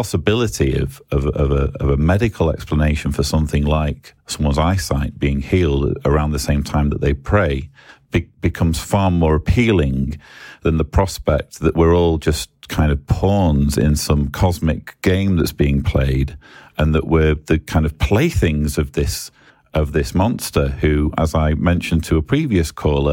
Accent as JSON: {"language": "English", "region": "England", "country": "United Kingdom", "said": "I'm English"}